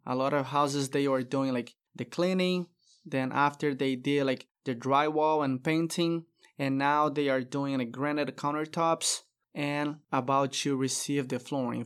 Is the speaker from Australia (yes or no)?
no; Brazil; English is a second language; moved away as an adult; now in Texas, United States; I moved from Brazil to U S